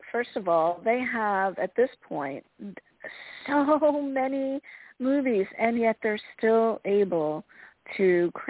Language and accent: English; Philadelphia, Pennsylvania, United States; I'm from Philadelphia